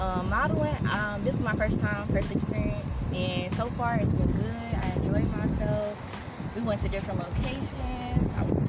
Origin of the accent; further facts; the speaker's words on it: Detroit, Michigan, United States; I'm from Detroit. East side, born and raised, been here all my life for the most part. Went to high school in the suburbs